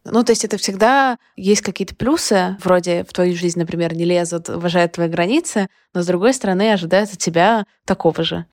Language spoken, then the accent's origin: Russian; Odesa, Odesa Oblast, Ukraine; когда я росла, этого было очень много как будто вот воспитываем всей Одессой